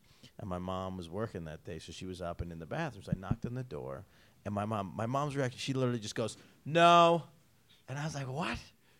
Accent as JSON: {"language": "English", "town": "Syracuse", "region": "New York", "country": "United States", "tie": "born or raised there", "also_born_or_lived": "Albany, New York", "moved": "yes", "lives_now": "Las Vegas, United States", "said": "Where I grew up, Syracuse, we get Detroit snow."}